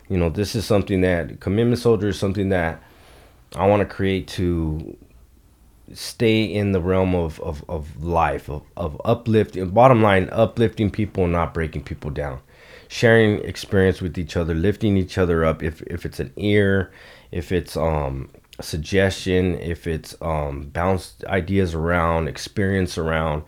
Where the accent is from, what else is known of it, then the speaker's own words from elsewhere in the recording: Los Angeles, California, United States; I grew up in Eagle Rock, California